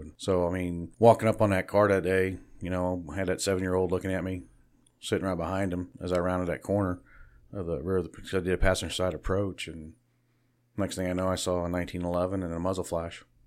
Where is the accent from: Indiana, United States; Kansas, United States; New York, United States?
Kansas, United States; Born and raised in Barton County.